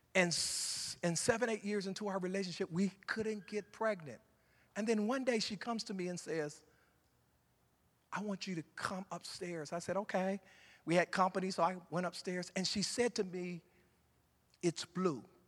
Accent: Ohio, United States; moved away; I'm from Ohio

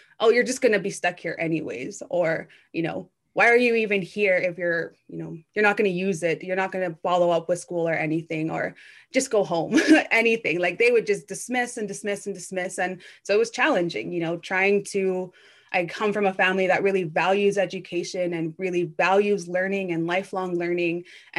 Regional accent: Blood Reserve, near Cardston, Alberta, Canada; also born or lived in Calgary; Yes, I grew up on the Blood Reserve. I didn't directly live in Standoff. I actually lived closer to a small group of homes called Moses Lake, which is right outside the town of Cardston there. So still on the Blood Reserve. Yeah, that's where I come from.

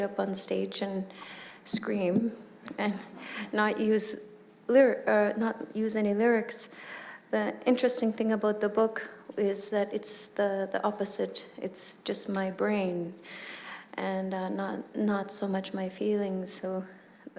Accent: Nunavut, Canada; grew up in Nunavut, which is this vast land of 90 million square kilometers with less than 50,000 people scattered across it

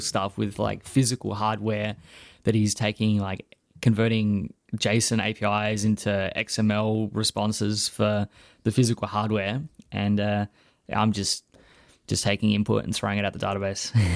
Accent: Australia; as an Australian

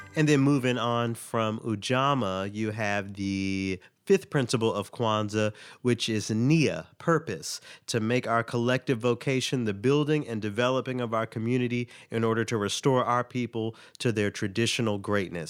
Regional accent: Tennessee, United States; my home state of Tennessee

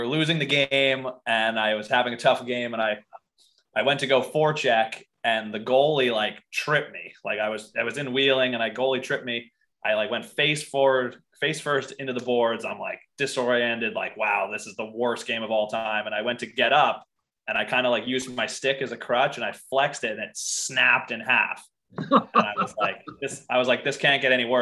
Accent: Chatham, New Jersey, United States; moved away as an adult; all my friends from back home in my hometown of Chatham, New Jersey

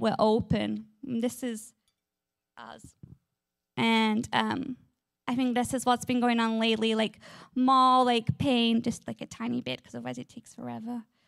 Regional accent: England, United Kingdom; I am from England. I have this amazing, beautiful accent, and in England, we love our gardens.

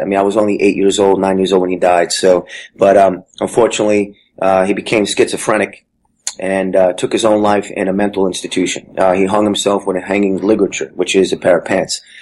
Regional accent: Jersey City, New Jersey, United States; I grew up in Jersey City, New Jersey

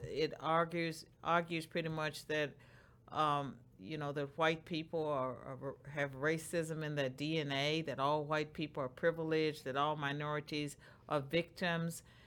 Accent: Roanoke, Virginia, United States; moved away; in Roanoke, Virginia, and Bedford County, the place where I grew up.

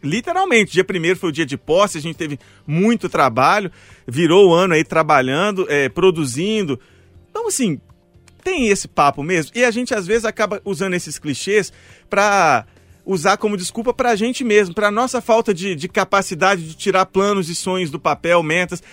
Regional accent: Mariana, Minas Gerais, Brazil; moved away as an adult; now in Belo Horizonte, Brazil; eu sou de Mariana

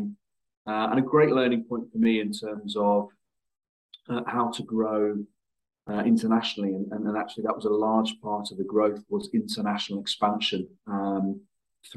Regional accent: Luton, East of England, United Kingdom; my hometown club, which was a club called Luton Town

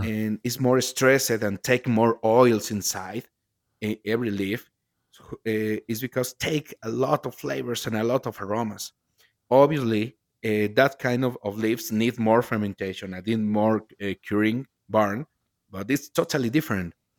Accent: Jalisco, Mexico; English is a second language; I'm from Mexico. I'm from Jalisco, the land of tequila and mariachi.

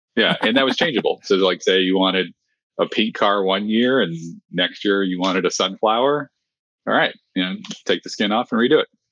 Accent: small town in Texas, United States; grew up in a super small town it's a thousand people

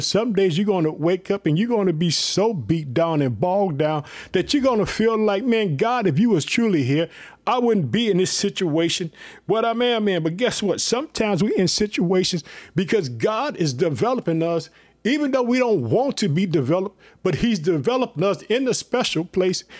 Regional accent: Illinois, United States; also born or lived in Chicago, Illinois; the state of Illinois, my home state

